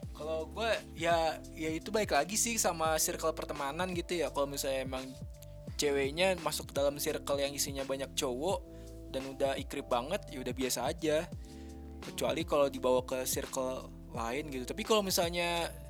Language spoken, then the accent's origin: Indonesian; Bogor, West Java, Indonesia; moved away as an adult; now in Bandung, Indonesia; gue kan dari Bogor kan Jabodetabek